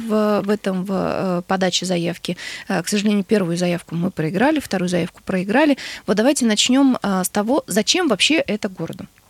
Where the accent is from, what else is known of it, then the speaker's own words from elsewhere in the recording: Yekaterinburg, Sverdlovsk Oblast, Russia; из Екатеринбурга